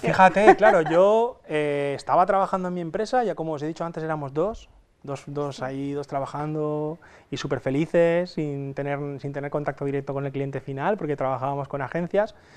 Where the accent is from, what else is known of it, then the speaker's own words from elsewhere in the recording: Castalla, Valencian Community, Spain; vengo de, Castalla, es un pueblecito de 10.000 habitantes, que está situado en el interior de Alicante